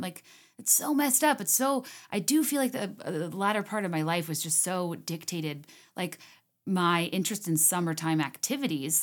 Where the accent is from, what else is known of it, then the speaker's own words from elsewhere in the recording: Virginia, United States; moved away; I used to go for drives a lot when I was growing up in Virginia, like, through Goochland